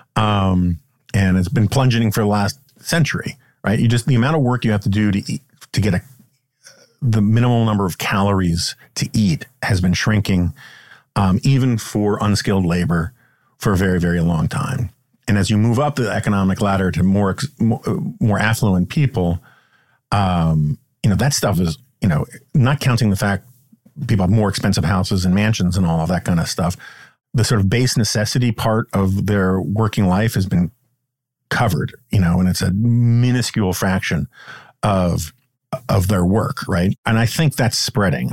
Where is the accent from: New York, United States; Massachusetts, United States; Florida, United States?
New York, United States; now in Washington, United States; Growing up in New York